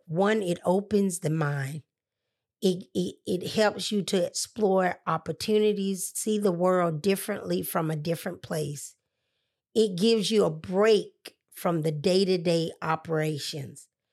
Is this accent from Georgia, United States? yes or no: yes; Atlanta, Georgia, United States; She said, Where are you from? I said, Atlanta